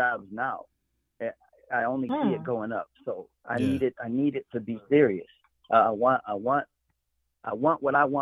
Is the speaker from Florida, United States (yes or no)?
no; Michigan, United States; I'm from Michigan